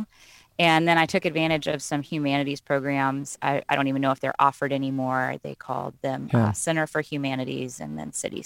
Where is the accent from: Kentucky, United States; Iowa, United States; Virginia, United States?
Virginia, United States; Roanoke; I was raised in Roanoke